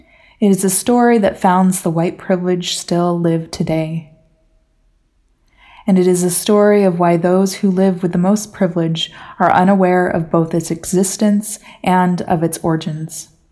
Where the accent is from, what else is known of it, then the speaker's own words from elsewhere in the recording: Washington, United States; Growing up in the Northwest of the United States, I had a very simple family origin story. My parents were Californians who transplanted to Washington to live closer to nature.